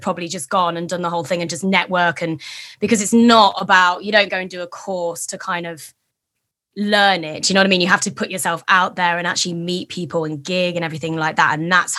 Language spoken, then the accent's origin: English; East Midlands, United Kingdom; Leicestershire. In the Midlands.